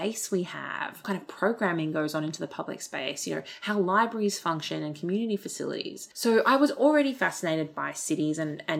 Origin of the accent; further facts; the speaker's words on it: Sydney, New South Wales, Australia; also born or lived in Blue Mountains; I grew up in Fairfield and Liverpool, Campbelltown, on the other side of the Blue Mountains as well.